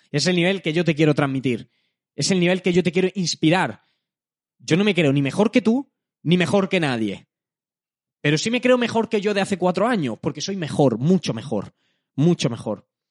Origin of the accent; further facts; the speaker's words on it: Jaén, Andalusia, Spain; soy de Jaén. Eh, no vengo de Madrid, no vengo de un entorno tal, vivo en Jaén